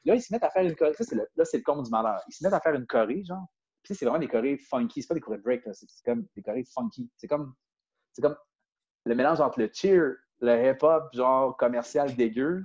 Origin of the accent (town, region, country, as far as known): Quebec City, Quebec, Canada